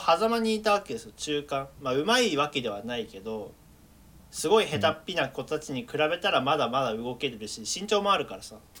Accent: Tokyo, Japan; moved away; also born or lived in Kagoshima; 東京都出身東京都育ち住民票は東京都の東京都民

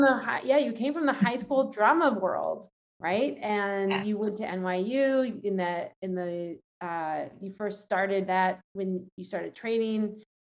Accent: New York City, New York, United States; as a New Yorker

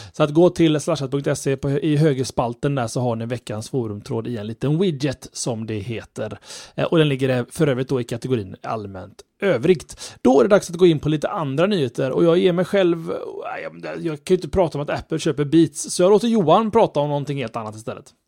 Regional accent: Sweden; som, som svensk

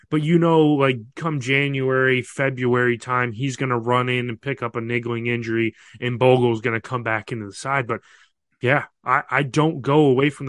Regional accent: United States; I'm an American

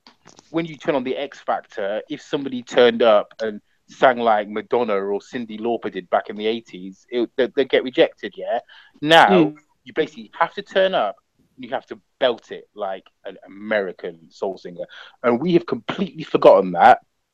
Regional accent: United Kingdom; we are British, you know, we are black British, but also we have this African or Caribbean, you know, heritage a lot of the time.

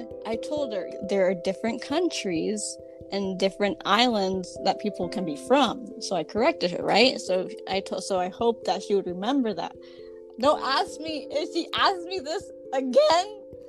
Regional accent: Georgia, United States; surprises a lot of people that I am from Georgia because mm-hmm. I don't have a southern accent.

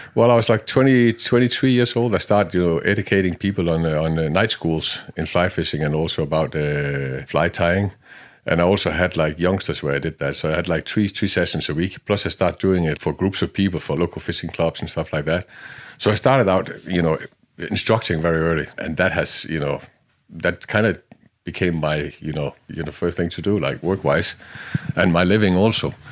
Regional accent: Denmark; I was born in Denmark in, uh, in the sixties, sixty-two. I'm not afraid of saying that. And, uh, in the middle of a jodland.

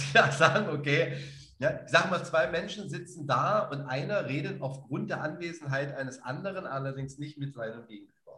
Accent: Dessau, Saxony-Anhalt, Germany; da in Zivik aufzuwachsen am Bauhaus

